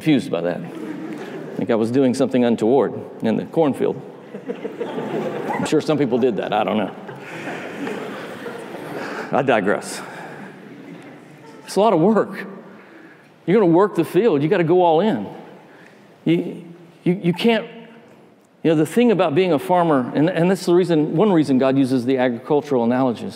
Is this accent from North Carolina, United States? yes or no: no; North Georgia, United States; moved away; I grew up in North Georgia. I'm not from Alabama.